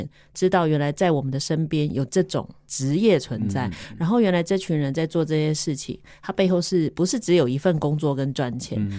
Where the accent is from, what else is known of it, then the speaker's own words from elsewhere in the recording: Taipei, Taiwan; 因为像我女儿那时候读书，我就是因为从小在台北长大嘛